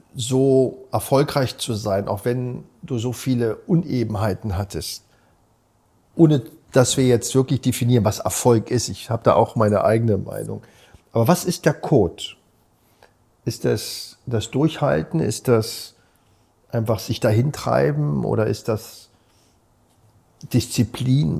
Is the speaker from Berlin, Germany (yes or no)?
yes; Berlin, Germany; Ich bin ja in Berliner geboren